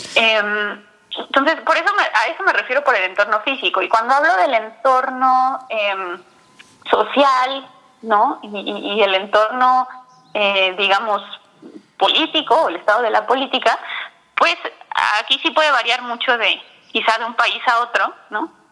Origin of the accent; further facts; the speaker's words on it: Mexico City, Mexico; yo soy de la Ciudad de México